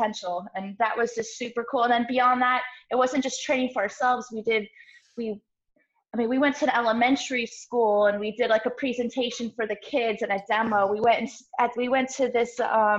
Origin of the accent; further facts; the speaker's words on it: Portland, Oregon, United States; moved away as an adult; now in Florida, United States; I was born and raised in Portland, Oregon